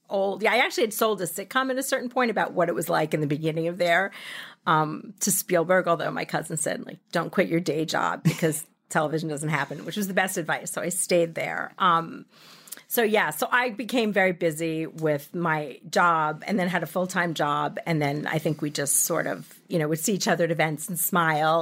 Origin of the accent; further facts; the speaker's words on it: Massapequa, New York, United States; also born or lived in San Francisco; I grew up in Massapequa.